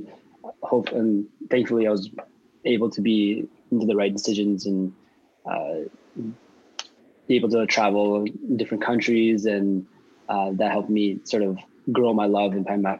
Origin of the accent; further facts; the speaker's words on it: Canada; also born or lived in Philippines; Uh, well, I was born in the Philippines. Uh, when my my parents moved and immigrated to here in Canada, they managed uh, uh, Subway uh, restaurants.